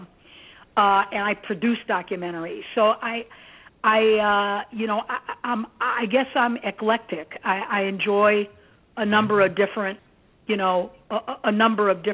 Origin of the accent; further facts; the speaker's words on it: Gary, Indiana, United States; also born or lived in Athens, Greece / Merrillville, Indiana; I was raised by my adoptive family in Gary, Indiana